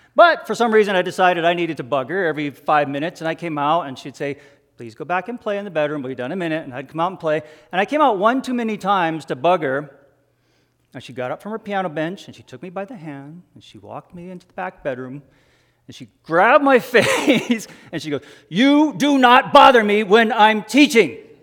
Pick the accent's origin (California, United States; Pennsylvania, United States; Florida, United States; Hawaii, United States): Hawaii, United States; my sister and I grew up in Hawaii